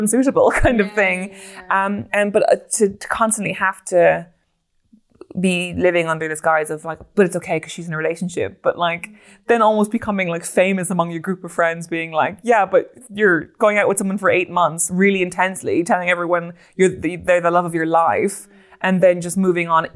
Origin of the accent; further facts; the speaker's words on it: Ireland; as an Irish woman